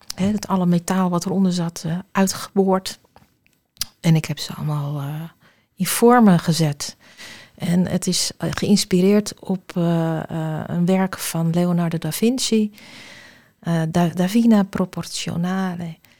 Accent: Alkmaar, North Holland, Netherlands; ik kom uit Alkmaar

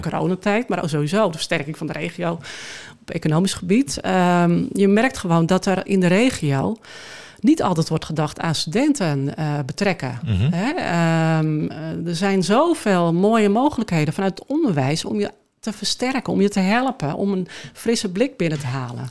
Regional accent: Schoorl, North Holland, Netherlands; also born or lived in Amsterdam; now in Alkmaar, Netherlands; Ik ben eh, geboren in Schorrel

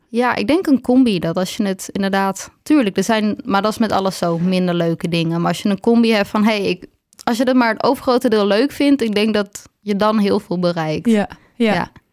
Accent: Waarland, North Holland, Netherlands; moved away as an adult; now in Heerhugowaard, Netherlands; ik kom uit Waarland, maar ik woon nu in Herengewaard.

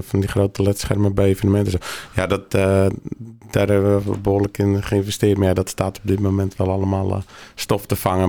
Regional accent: Langendijk, North Holland, Netherlands; geboren hier in, uh, in Langendijk

